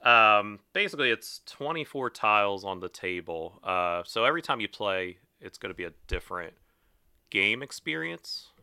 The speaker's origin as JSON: {"language": "English", "town": "Glen Mills", "region": "Pennsylvania", "country": "United States", "said": "I'm from Glen Mills."}